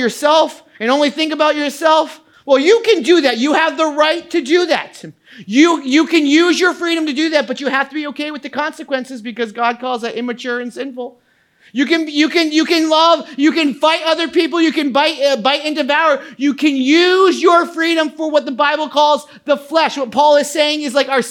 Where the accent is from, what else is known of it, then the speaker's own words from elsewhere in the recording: United States; I am an American